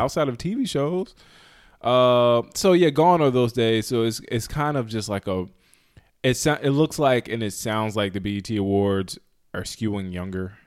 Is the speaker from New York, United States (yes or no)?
no; North Carolina, United States; we're coming from North Carolina